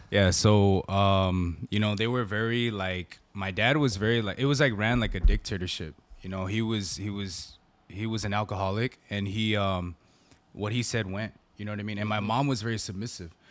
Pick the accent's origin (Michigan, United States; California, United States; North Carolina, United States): California, United States; San Gabriel Valley; I grew up in the San Gabriel Valley